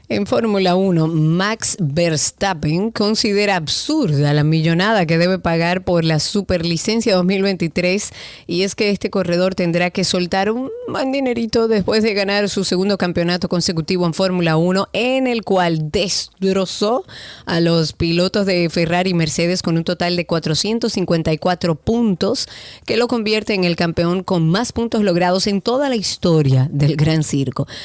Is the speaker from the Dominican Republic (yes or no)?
yes; Dominican Republic